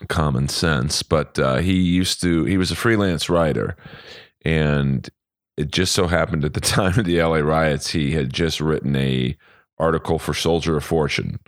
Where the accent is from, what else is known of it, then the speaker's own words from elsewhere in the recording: Bel Air, United States; I grew up in Bel Air in the seventies